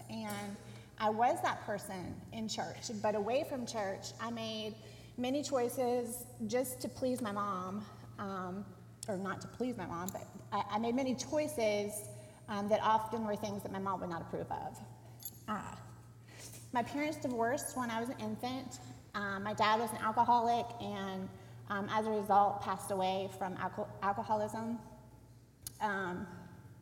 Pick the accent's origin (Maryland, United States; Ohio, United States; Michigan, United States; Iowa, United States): Ohio, United States; Dayton; moved away; I grew up in Dayton, Ohio, in a small suburb